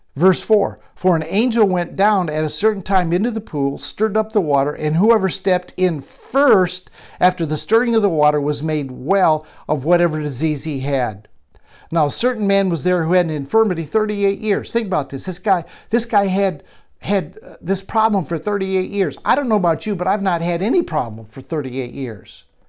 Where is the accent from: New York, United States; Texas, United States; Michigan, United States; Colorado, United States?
Michigan, United States; a barn, much like I grew up around in Michigan